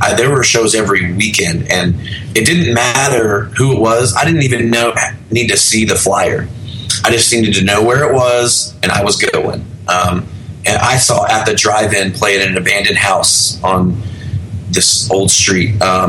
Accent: Arkansas, United States; also born or lived in Oklahoma City / North Carolina; Mostly Arkansas. {S3} Okay. {S2} I was born in Oklahoma City. My family moved around a lot, so we lived all around in that area.

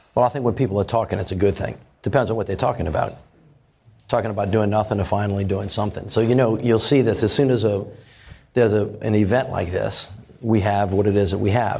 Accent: Louisiana, United States; I'm from Louisiana, very, very heavy pro-Second Amendment state

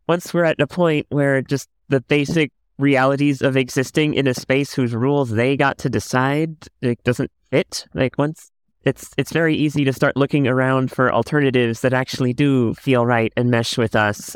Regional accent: Miami, Florida, United States; I grew up in the Cuban American community in Miami

